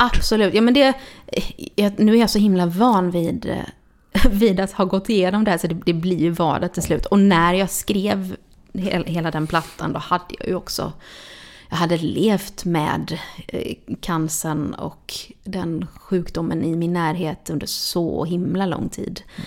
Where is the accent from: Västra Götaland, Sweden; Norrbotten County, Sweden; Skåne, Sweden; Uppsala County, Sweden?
Västra Götaland, Sweden; Gothenburg; now in Stockholm, Sweden; jag är uppväxt i Tuve